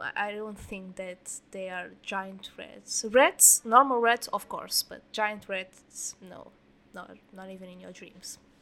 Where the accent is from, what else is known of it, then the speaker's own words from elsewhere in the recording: near Lisbon, Portugal; I was born in near Lisbon, so I'm not from the village